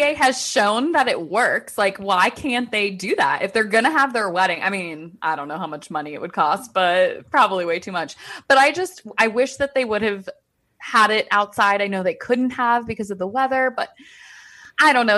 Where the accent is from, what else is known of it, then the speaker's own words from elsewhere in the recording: D.C., Maryland, United States; accent: Maryland, D C; we probably just have that Maryland, D C accent